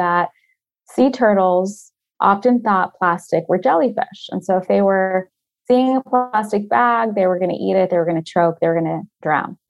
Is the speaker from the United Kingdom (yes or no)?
no; Florida, United States; I grew up in Florida